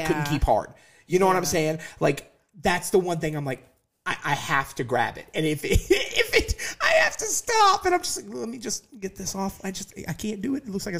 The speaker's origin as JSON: {"language": "English", "region": "Alabama", "country": "United States", "said": "Like, I just have to go right back into my old accent that I've had to clear out from Alabama."}